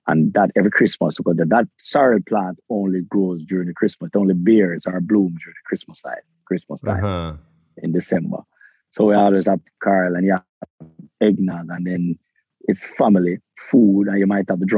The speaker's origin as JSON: {"language": "English", "town": "Kingston", "country": "Jamaica", "tie": "born or raised there", "said": "I was born in Jamaica. I have a Jamaican passport. I lived in the ghettos of Kingston, raised in the ghetto of Kingston."}